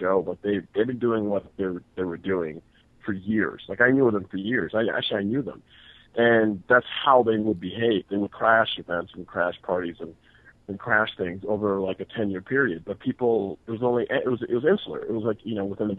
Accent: Toronto, Ontario, Canada; moved away as an adult; also born or lived in Grand Rapids, Michigan; I was born and raised in Toronto, Canada. That's where I grew up.

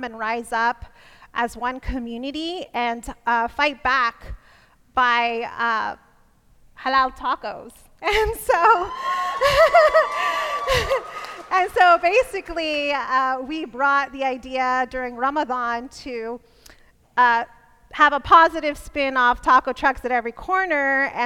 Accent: Burbank, California, United States; I was born in Burbank, California.

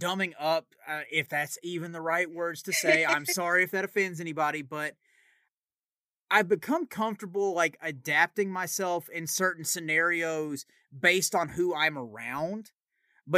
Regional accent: Tennessee, United States; accent: Southern; people ask me if I'm from Texas. It's never Tennessee

